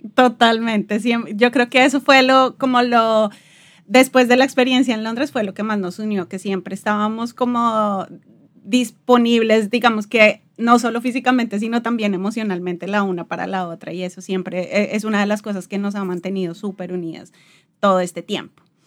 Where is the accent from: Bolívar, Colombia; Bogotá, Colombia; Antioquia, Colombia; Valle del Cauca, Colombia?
Bogotá, Colombia; moved away as an adult; also born or lived in London; now in Portugal; Yo soy de Bogotá, viví toda la vida, todo el tiempo estuve en, Bogotá